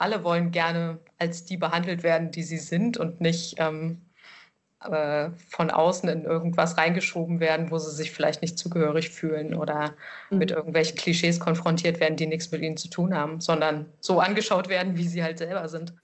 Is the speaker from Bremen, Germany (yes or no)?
no; Erfurt, Thuringia, Germany; moved away as an adult; also born or lived in Lower Saxony; now in Leipzig, Germany; In Leipzig sage ich, ich komme aus Erfurt.